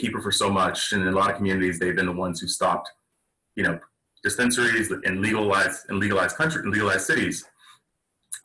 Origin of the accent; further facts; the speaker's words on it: Washington, District of Columbia, United States; moved away as an adult; also born or lived in New York / California; I also grew up in D.C.